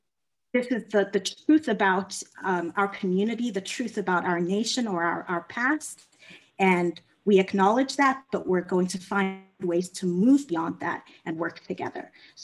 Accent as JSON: {"language": "English", "country": "South Africa", "tie": "born or raised there", "also_born_or_lived": "Ghana / Kenya", "lives_now": "United States", "said": "I am a Ghanaian American. So my family is originally from Ghana in West Africa, but I grew up in Ghana, Kenya, and South Africa. My formative years were spent in South Africa"}